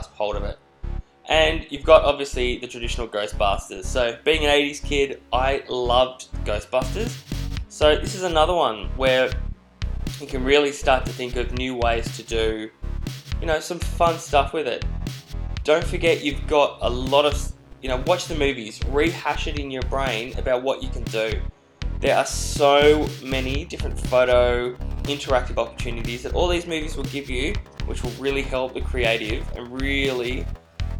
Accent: Australia; accent: Australian; now in New York, United States; As you can probably tell by my accent, I'm not a New Yorker, I am an Aussie.

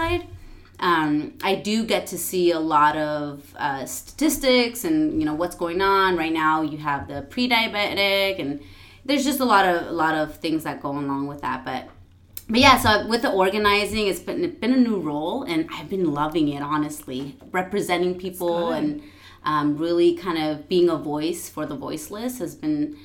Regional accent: San Diego, California, United States; also born or lived in San Antonio, Texas; I am mostly originally from San Diego. My younger years, I lived in Northern Cal

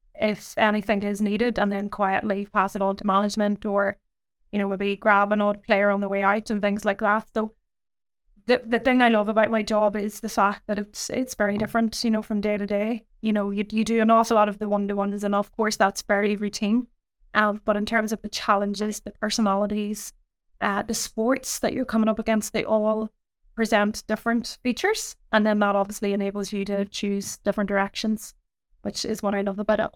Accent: Ireland; I grew up, um, in a small kind of village in Ireland

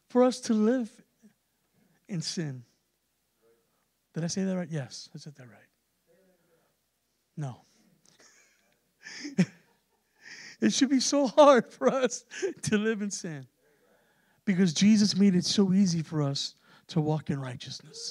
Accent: San Antonio, Texas, United States; we're from San Antonio, and everybody, primarily it's Hispanic there

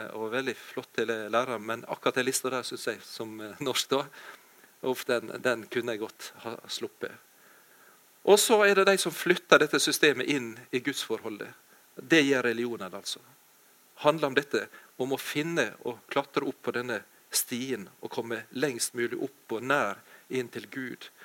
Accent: Ålesund, Møre og Romsdal, Norway; now in Jæren, Norway; jeg kommer fra Ålesund, Ellingsøya, men jeg har bodd i mange år på Jæren.

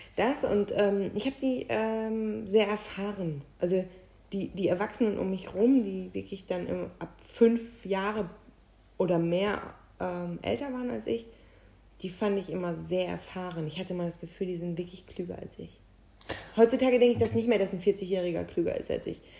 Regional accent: Büren, North Rhine-Westphalia, Germany; moved away; in Büren, wo ich herkomme

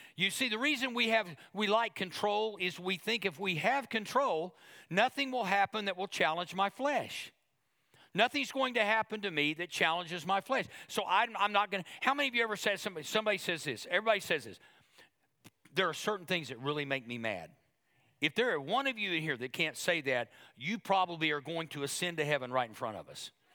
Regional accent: Oklahoma, United States; now we're from Oklahoma.

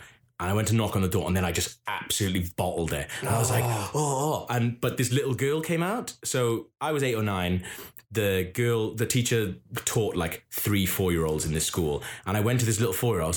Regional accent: South Wales, United Kingdom; I'm from South Wales

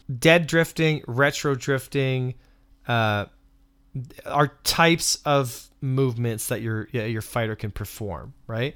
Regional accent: Canada; I'm Canadian

